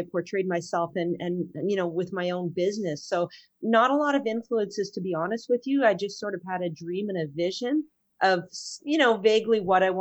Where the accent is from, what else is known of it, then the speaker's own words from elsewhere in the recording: near Petawawa, Ontario, Canada; also born or lived in Ajax, Ontario; I grew up way up north near Petawawa